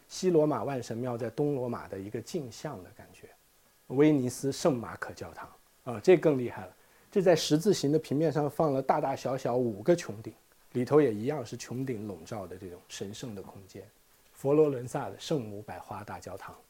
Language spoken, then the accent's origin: Chinese; China; 我们中国人